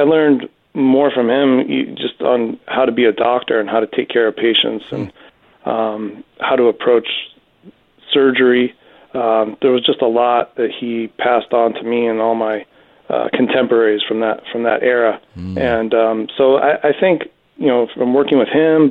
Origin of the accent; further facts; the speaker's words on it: Los Angeles, California, United States; I'm a native Southern Californian. I grew up here in Los Angeles, out in the San Fernando Valley